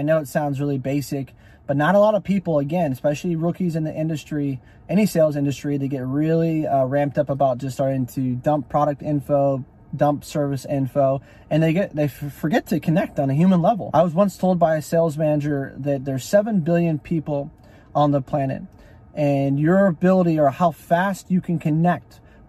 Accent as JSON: {"language": "English", "region": "California", "country": "United States", "lives_now": "Texas, United States", "said": "Especially for me, I'm a Californian who's now been selling, last 2 years, you guys have been following me in Georgia, and now I work in Texas, right?"}